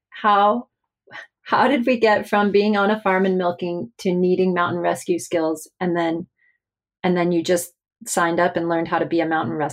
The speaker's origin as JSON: {"language": "English", "region": "Alaska", "country": "United States", "tie": "born or raised there", "moved": "yes", "lives_now": "San Francisco, United States", "said": "I grew up in Alaska"}